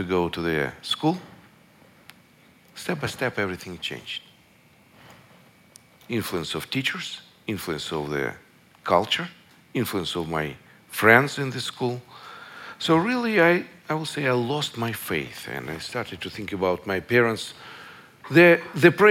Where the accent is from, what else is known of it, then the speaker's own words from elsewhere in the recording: Russia; I was born in Russia in the last century.